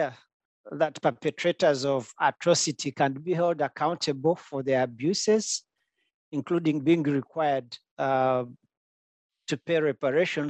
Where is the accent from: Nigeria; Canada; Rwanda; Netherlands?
Rwanda; now in Olney, United States; I'm from Rwanda